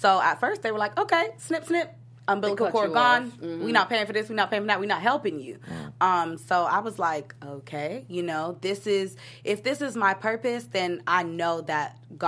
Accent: Nigeria; Because I'm Nigerian. I don't know if anybody knows about the Nigerian culture

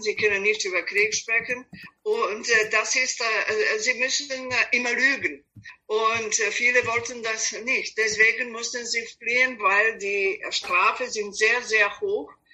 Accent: Belgrade, Serbia; German is a second language; moved away as an adult; also born or lived in United States / Mexico; now in Vienna, Austria; Ich bin ursprünglich aus Belgrad, Serbien, aber als ich geboren war, es war Jugoslawien

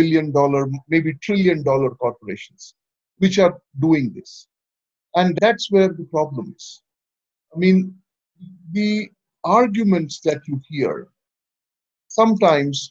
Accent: India; I'm from India

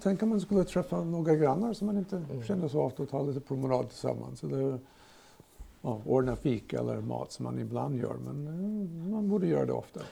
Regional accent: United States; Swedish is a second language; now in Sigtuna, Sweden; kommer också från USA. Bott här 50 år.

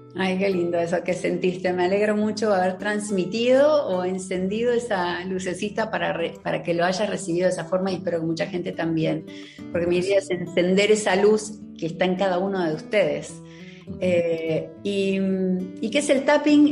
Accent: Argentina; moved away as an adult; now in Miami, United States; estoy viviendo en Miami hace más de 20 años, soy argentina

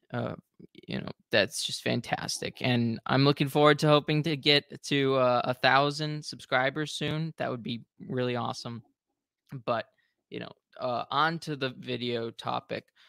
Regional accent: United States; being American

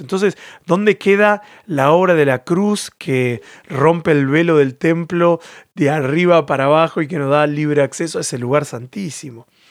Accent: Argentina; moved away as an adult; also born or lived in Catalonia, Spain; now in Spain; Yo en lo personal soy argentino y tengo mi cultura argentina

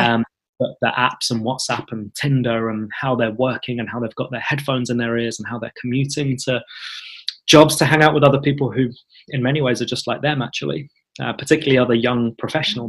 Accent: London, United Kingdom; the community that I was born and raised in North London

